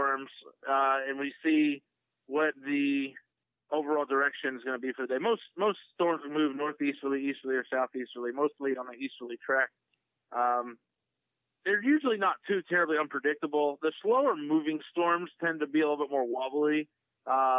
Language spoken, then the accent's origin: English; Texas, United States; growing up in Texas